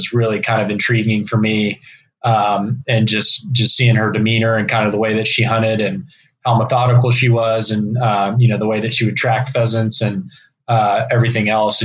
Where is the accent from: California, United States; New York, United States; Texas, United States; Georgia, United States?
Texas, United States; East; growing up in East Texas